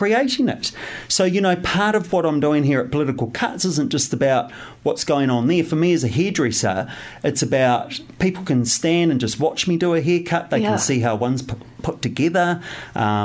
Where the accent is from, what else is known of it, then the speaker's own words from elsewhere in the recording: Wairarapa, Wellington, New Zealand; moved away as an adult; now in Wellington, New Zealand; I grew up in the Wairarapa, so not far away.